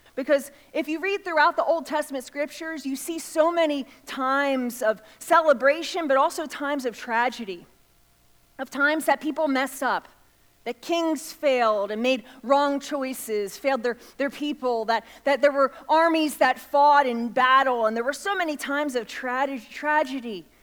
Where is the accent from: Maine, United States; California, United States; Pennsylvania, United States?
Pennsylvania, United States; outside of Philadelphia; I grew up outside of Philadelphia